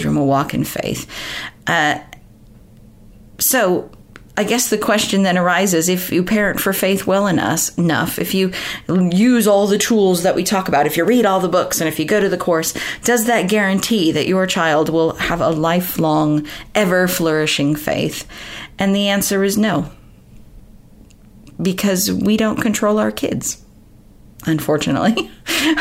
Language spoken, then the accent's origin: English; United States; moved away as an adult; Growing up in America, I've been in this country for 17 years now